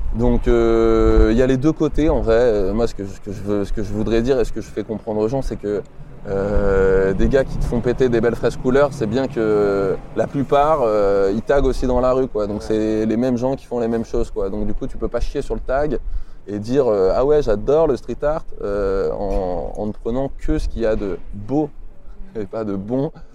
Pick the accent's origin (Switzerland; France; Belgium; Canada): France; Grenoble, Auvergne-Rhône-Alpes; moi je viens de Grenoble. Je viens d'un petit bled, tu vois, pas très loin de la ville